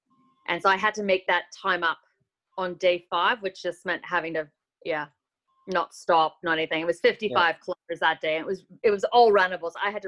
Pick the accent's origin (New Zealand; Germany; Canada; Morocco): New Zealand; So what happens when I run as a Kiwi, exactly.